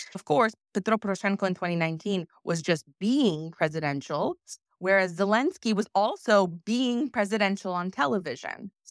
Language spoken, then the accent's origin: English; Kyiv, Ukraine; moved away; I grew up in part in Kyiv